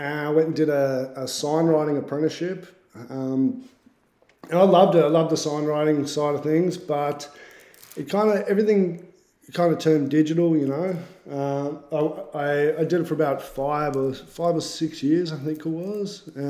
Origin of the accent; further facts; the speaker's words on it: Bendigo, Victoria, Australia; now in Melbourne, Australia; I grew up in Bendigo, actually, which is like country Victoria.